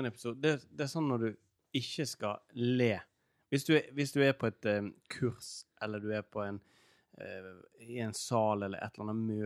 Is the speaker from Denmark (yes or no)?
yes; Denmark; Og så spør de ja, hvor du kommer fra. Nei, jeg kommer fra Danmark.